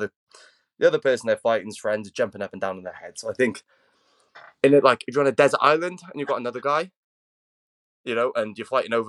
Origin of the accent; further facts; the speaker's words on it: United Kingdom; we're both British, so we live in what's one of the highest CCTV surveilled countries in the world.